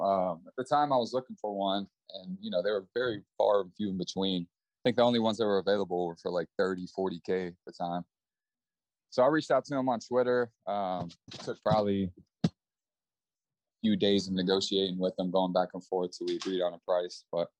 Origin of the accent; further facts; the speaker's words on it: Nashville, Tennessee, United States; So I grew up in Nashville, born and raised, still here.